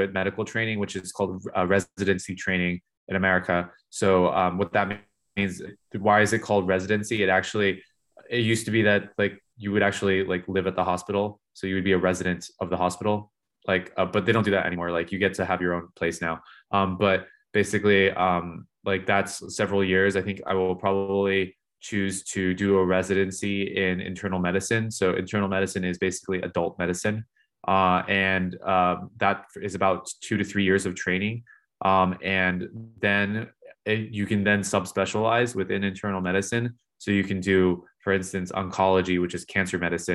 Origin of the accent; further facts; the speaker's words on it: California, United States; moved away as an adult; now in United Kingdom; I grew up in California, so maybe starting a lab in California would be nice, just because it's my home